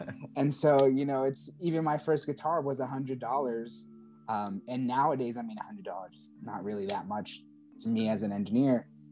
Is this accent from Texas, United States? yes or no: no; Charleston, South Carolina, United States; I'm from Charleston, South Carolina